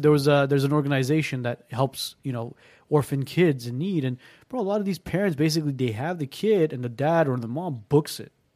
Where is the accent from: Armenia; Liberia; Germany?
Armenia; moved away; I was born in Armenia